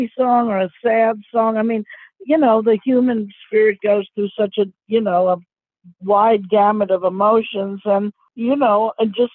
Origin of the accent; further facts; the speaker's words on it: New York City, New York, United States; growing up in New York City